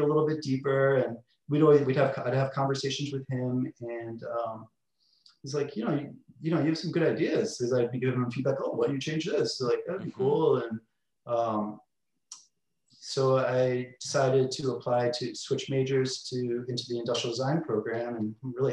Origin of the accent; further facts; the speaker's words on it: Connecticut, United States; also born or lived in Los Angeles / New York; now in Long Beach, United States; I grew up in Connecticut